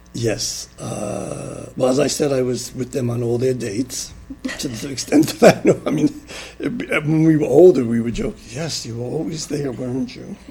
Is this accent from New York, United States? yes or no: yes; New York City, New York, United States; also born or lived in Long Island, New York; I was born in Flushing, New York on December 21st, 1942